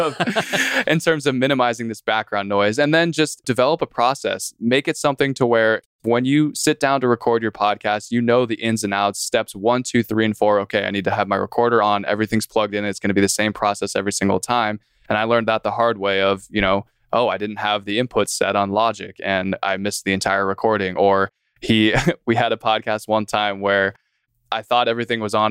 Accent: San Diego, California, United States; moved away as an adult; now in Fort Worth, United States; I'm San Diego born and raised, ended up in Texas

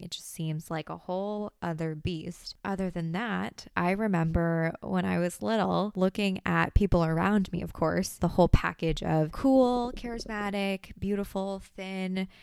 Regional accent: United States; I'm Asian American, but also having grown up in the States

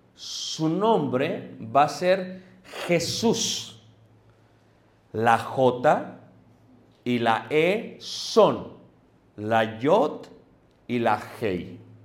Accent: Mexico; nosotros como mexicanos

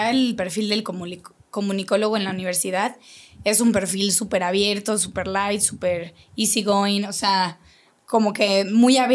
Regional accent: Querétaro, Mexico; Entonces, yo, yo soy queretana, pero conozco mucha gente de fuera que ha venido a poner aquí sus negocios

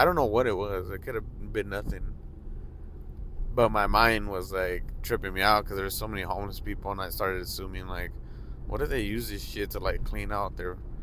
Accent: Los Angeles, California, United States; I grew up in Hollywood

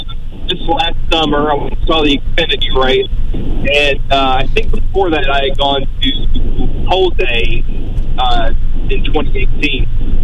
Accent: the South, United States; I was originally from the South, and a lot of people down here just really did not like Jeff Gordon

